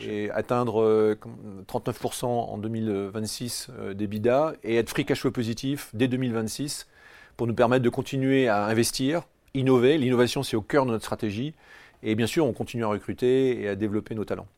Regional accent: France; je suis très fier en tant que Français

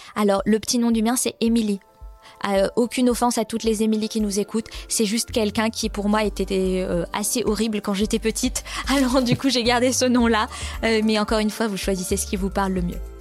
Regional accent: France; now in Sweden; j'habite en Suède, euh, mais je suis française

